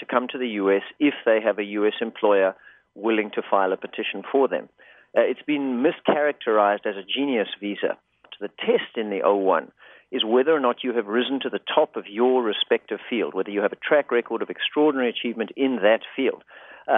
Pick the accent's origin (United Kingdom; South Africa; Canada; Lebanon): South Africa; now in Los Angeles, United States; I actually grew up in South Africa, and I came to the States as a sort of accidental immigrant.